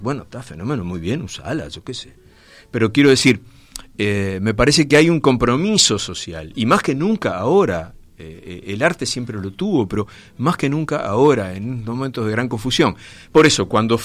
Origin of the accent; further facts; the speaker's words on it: Montevideo, Uruguay; el barrio Gracia Oriental, de donde soy yo